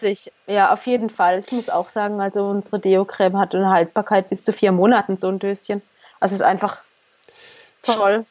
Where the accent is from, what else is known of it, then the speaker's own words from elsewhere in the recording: Germany; wir sind halt Deutsche, wir sind sozusagen in unserem Land geboren